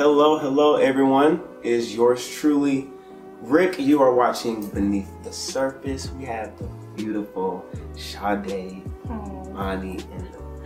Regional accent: Indiana, United States; I'm from Indiana.

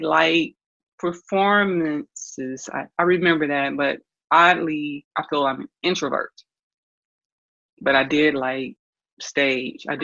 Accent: Atlanta, Georgia, United States; I'm from Atlanta, Georgia. I was born in Grady Hospital. I'm a Grady baby. Went to Atlanta Public Schools

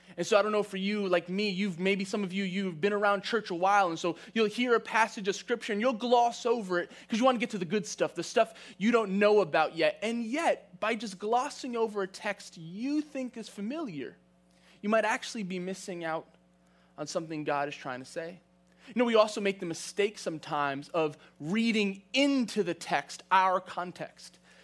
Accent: New York City, New York, United States; moved away; I grew up in New York City. I grew up in Queens, Queens Village to be exact.

